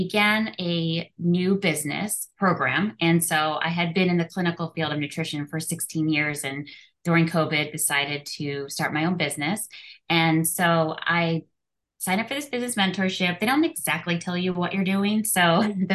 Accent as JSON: {"language": "English", "area": "outside Philadelphia", "region": "Pennsylvania", "country": "United States", "moved": "as an adult", "lives_now": "Orange County, California, United States", "said": "I'm originally from Pennsylvania, outside Philadelphia"}